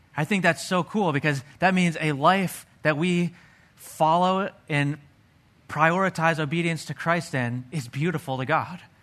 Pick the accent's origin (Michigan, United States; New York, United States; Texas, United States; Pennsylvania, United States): Pennsylvania, United States; I grew up in Pennsylvania.